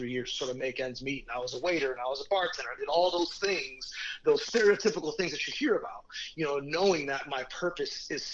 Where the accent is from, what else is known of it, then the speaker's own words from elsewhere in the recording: Mexico City, Mexico; moved away; I was raised in Mexico City for 5 years, so I speak Spanish natively